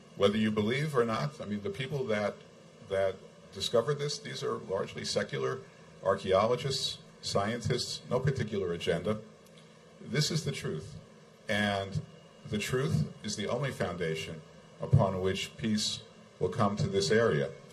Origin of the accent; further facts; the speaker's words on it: United States; moved away as an adult; now in Israel; I'm an American. I'm an American citizen